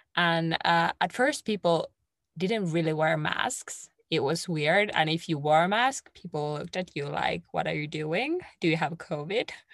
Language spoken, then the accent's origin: English; Finland; English is a second language